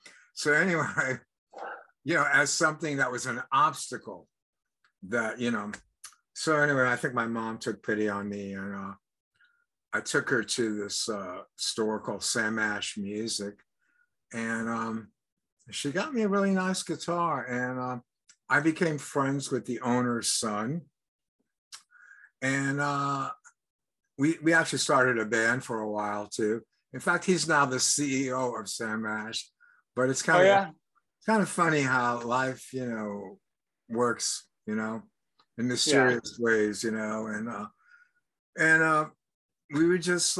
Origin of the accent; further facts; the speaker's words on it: France; moved away; because I was born in Europe. And growing up, I didn't really hear a lot of American music.